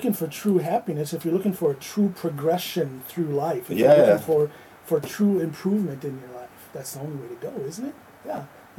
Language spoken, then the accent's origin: English; United States; now in Norway; from the U.S.